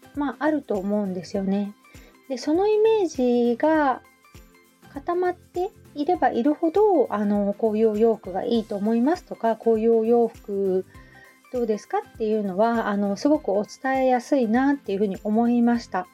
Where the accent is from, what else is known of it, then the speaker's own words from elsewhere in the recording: Hamamatsu, Shizuoka, Japan; also born or lived in Kita-Kamakura, Kanagawa; now in Kamakura, Japan; 浜松、私出身